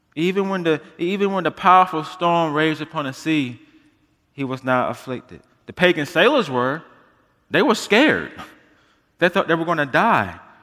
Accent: United States; being American believers

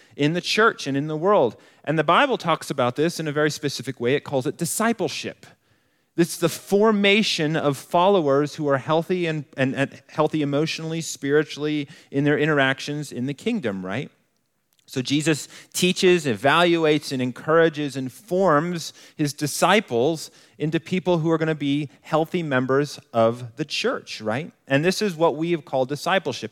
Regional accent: Colorado Springs, Colorado, United States; moved away as an adult; also born or lived in New Mexico; I grew up in Colorado Springs

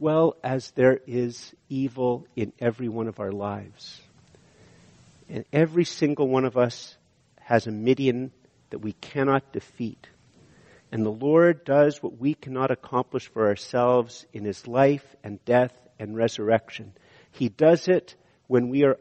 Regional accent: Canada; we're too Canadian

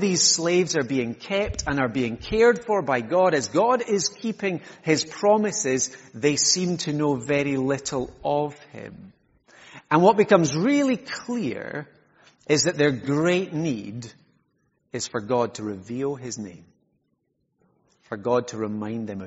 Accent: Isle of Skye, Scotland, United Kingdom; I'm from Skye, for those of you who haven't I met me, and because I'm from Sky, I get lots of tourist information questions

